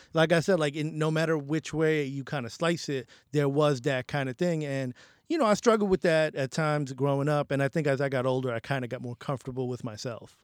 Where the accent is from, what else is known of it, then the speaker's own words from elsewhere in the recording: New York City, New York, United States; also born or lived in Bangladesh; i grew up in the bronx